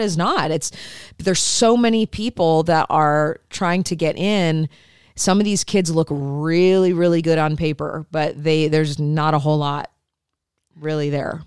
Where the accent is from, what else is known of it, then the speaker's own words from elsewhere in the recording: Midwest, United States; moved away; I grew up in the Midwest